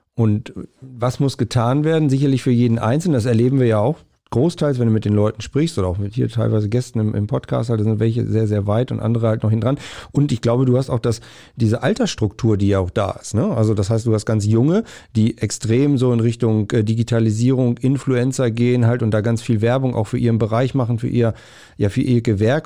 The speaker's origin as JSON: {"language": "German", "region": "north-central Germany", "country": "Germany", "said": "Ich komme so auch aus Nordmitteldeutschland"}